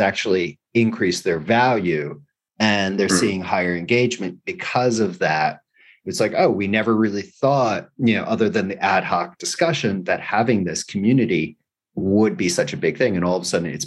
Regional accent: United States; now in Spain; I'm an American

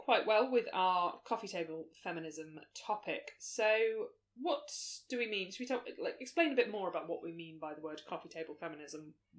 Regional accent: United Kingdom; Because we're British

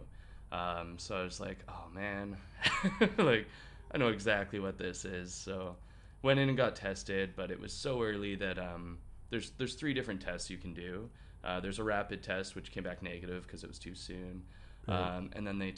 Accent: Vancouver, British Columbia, Canada; I'm from Vancouver. I am a go-go dancer there, as well as a bartender

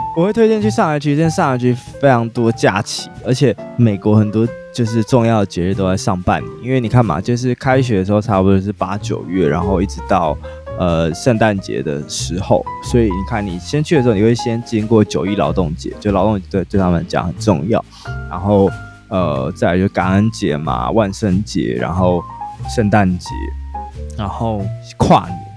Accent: Taiwan; 可能是因为我是台湾人

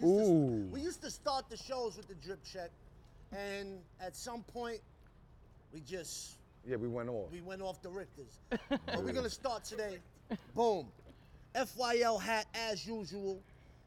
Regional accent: New York, United States; also born or lived in Staten Island; When I moved from Brooklyn to Staten Island

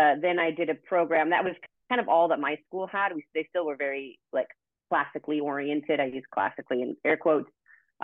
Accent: Oregon, United States; also born or lived in Santa Barbara, California; now in Orange County, United States; I'm from Oregon originally

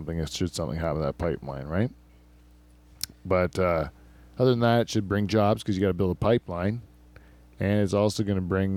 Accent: Ontario, Canada; I'm from Ontario

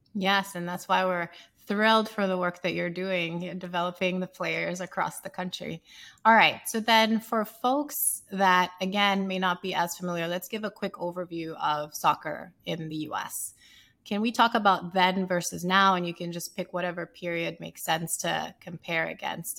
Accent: Sierra Leone; moved away; I grew up in Sierra Leone playing as a striker

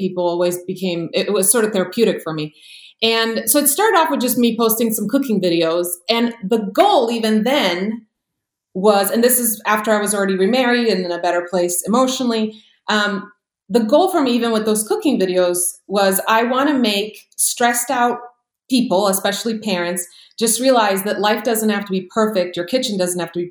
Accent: Croatia; now in United States; But born and raised in Croatia, and then my family immigrated to the U.S. during the war there.

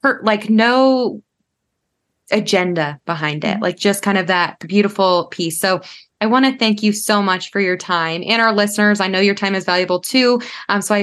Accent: Florida, United States; I grew up in Florida, like I was raised in Florida.

